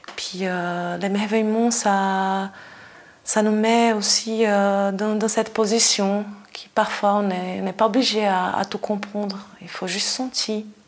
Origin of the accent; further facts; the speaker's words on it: Brazil; moved away as an adult; now in Switzerland; je suis brésilienne, ça fait 17 ans que je suis en Suisse